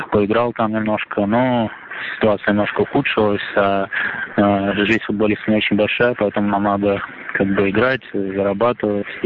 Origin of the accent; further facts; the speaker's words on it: Volgograd, Volgograd Oblast, Russia; born there; Я родился в Волгограде, играл, э, э, учился в Роторе, закончил эту школу.